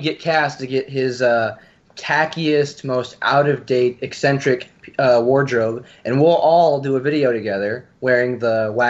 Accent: Canada

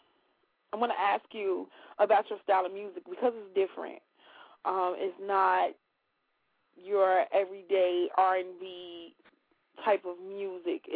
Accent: Chicago, Illinois, United States; I'm from the West Side

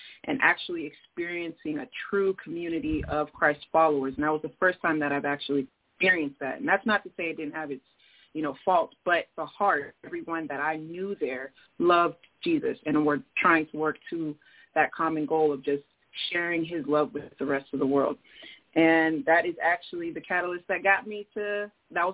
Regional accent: Seattle, Washington, United States; also born or lived in Denver; I'm from Seattle, Washington. I wasn't born here, but I've been here since I was one.

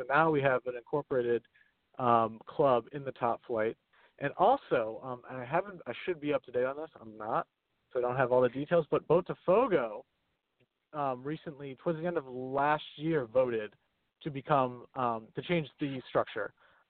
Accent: United States; we're all three of us are Americans.

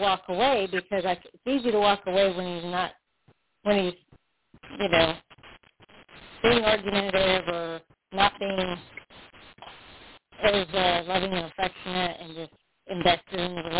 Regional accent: South Florida, United States; I'm originally from South Florida

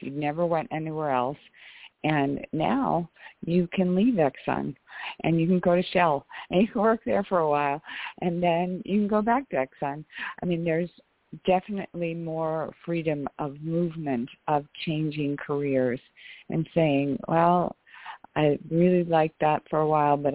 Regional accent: Ohio, United States; I grew up in Ohio

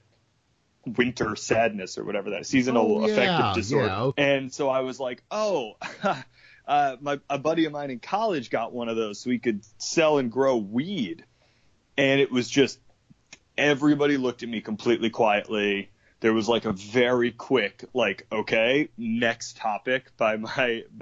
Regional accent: Connecticut, United States; moved away as an adult; also born or lived in New York; worked at the Gap like a white guy from Connecticut

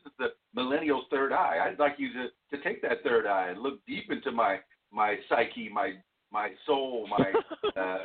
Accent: Florida Keys, United States; now in Central Arkansas, United States; I grew up in South Florida, in the Florida Keys, and I'm half Cuban

